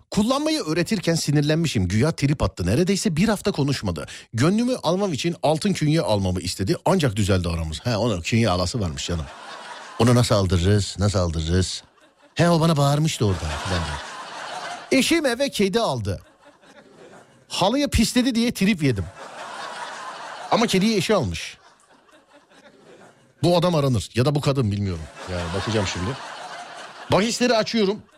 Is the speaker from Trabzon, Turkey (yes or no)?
yes; Trabzon, Turkey; Trabzonluyum bu arada.